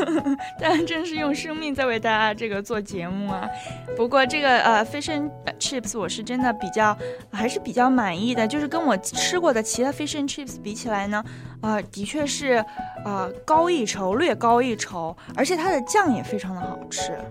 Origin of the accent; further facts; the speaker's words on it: Sichuan, China; accent: Sichuan; 我的四川口音又出来了